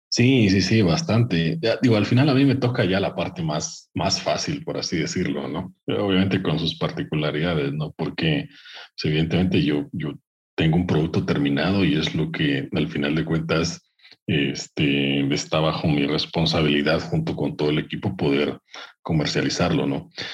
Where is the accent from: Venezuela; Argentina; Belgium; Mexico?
Mexico; Veracruz; moved away as an adult; also born or lived in Orizaba / Brazil; Yo soy de Veracruz, nací en Orizaba, y por ahí crecí en un pueblo pequeño